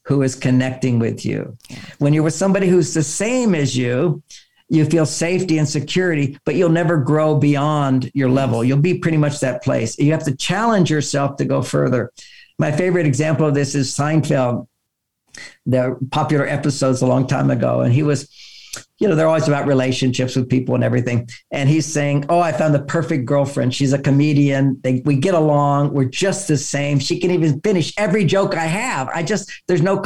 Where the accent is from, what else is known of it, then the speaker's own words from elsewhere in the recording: Houston, Texas, United States; I grew up in Houston, Texas